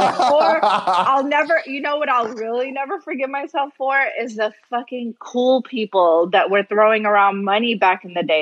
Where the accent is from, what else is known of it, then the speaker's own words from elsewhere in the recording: United States; also born or lived in Kuwait / Jordan / Nashville, Tennessee / Atlanta, Georgia; So I'd always lived between Atlanta and Nashville since 89.